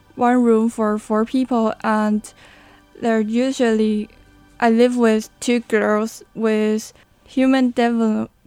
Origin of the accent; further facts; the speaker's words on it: New Taipei City, Taiwan; English is a second language; moved away as an adult; now in Hualien, Taiwan; I hope to leave my hometown during my college years because I have spent 18 years okay. um, in New Taipei City